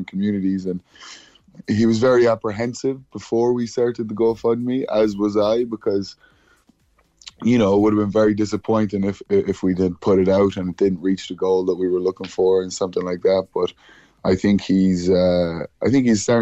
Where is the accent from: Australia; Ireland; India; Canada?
Ireland; Cork, Munster; we grew up in Mayfield and in the Glen